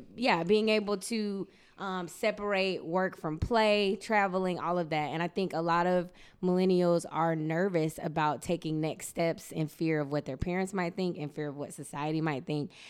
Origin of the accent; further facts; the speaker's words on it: South Georgia, United States; also born or lived in Great Britain; I'm from South Georgia